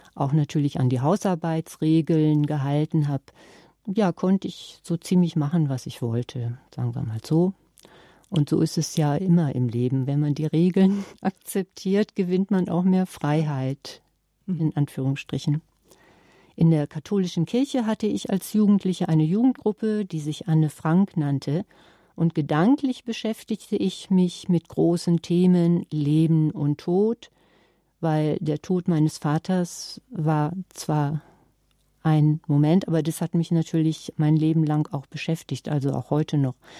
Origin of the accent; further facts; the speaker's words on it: Nordhorn, Lower Saxony, Germany; wie man das in meinem Geburtsort Nordhorn sagte, siniert